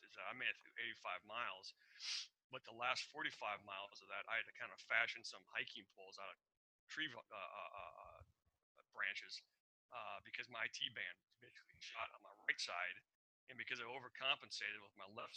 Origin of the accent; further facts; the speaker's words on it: Iowa, United States; moved away as an adult; also born or lived in Arizona / Seattle; I grew up in Iowa. I told you that. 18 years in Iowa